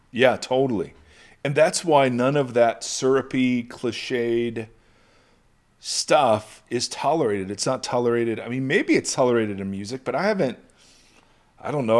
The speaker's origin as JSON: {"language": "English", "country": "United States"}